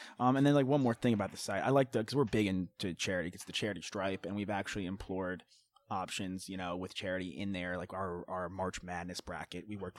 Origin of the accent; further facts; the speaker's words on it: New York, United States; moved away as an adult; also born or lived in Texas; I'm from New York